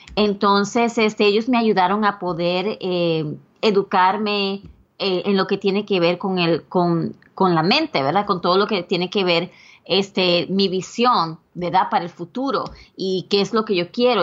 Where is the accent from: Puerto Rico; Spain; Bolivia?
Puerto Rico; now in United States; yo originalmente soy de Puerto Rico